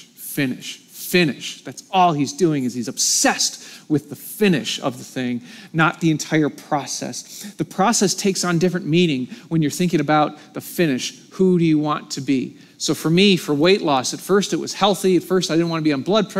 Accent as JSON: {"language": "English", "country": "United States", "said": "I'm American"}